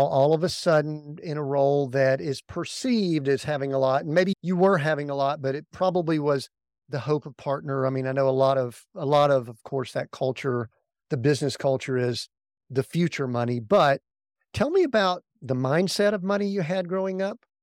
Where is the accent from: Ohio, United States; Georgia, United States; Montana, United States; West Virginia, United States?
Georgia, United States; Atlanta; we grew up in the Atlanta area, and we were born there